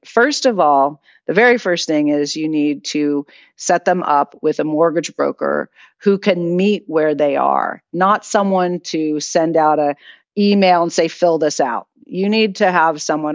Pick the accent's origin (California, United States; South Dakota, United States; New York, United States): California, United States; Piedmont; also born or lived in Los Angeles; I grew up in Piedmont all my life